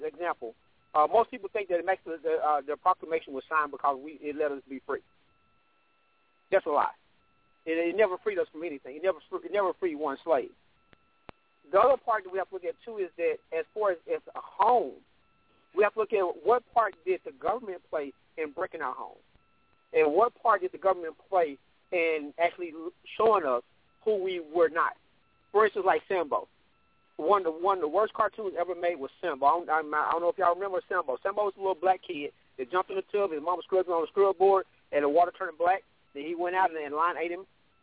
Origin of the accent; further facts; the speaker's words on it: Arkansas, United States; I grew up in Arkansas